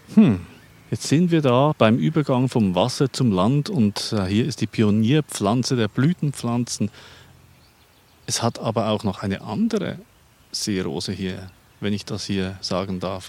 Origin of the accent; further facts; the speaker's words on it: Lake Pfäffikon, Zurich, Switzerland; Das ist meine Heimat, der Pfäffiker See